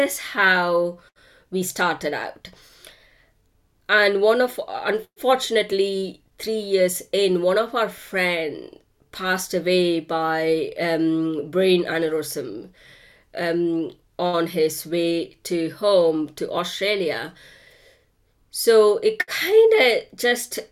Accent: India; moved away; I grew up in India.

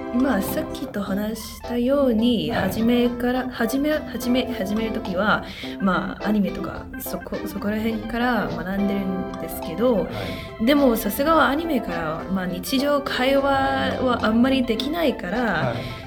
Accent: Hong Kong; Japanese is a second language; moved away as an adult; now in London, United Kingdom; 香港出身なんですけど、でも今はロンドンで大学を勉強する

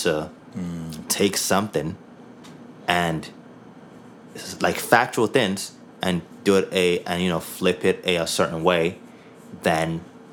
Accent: Nigeria; now in Canada; I'm Nigerian. I'm a Nigerian Canadian. I'm a Nigerian that moved to Canada.

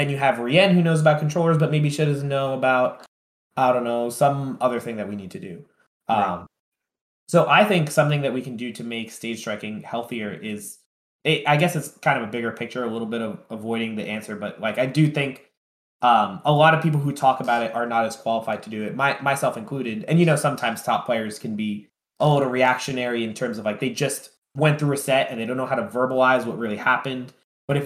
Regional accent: tri-state area, United States; I'm from Tri-State

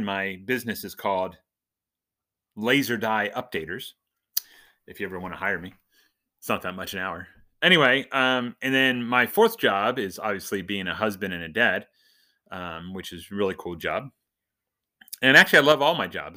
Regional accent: Dover, Delaware, United States; I was born in Delaware, Dover, Delaware, to be specific

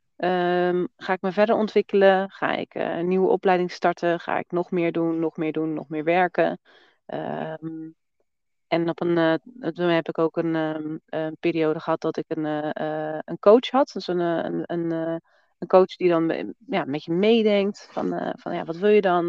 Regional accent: Netherlands; moved away as an adult; now in Portugal; we komen uit Nederland.

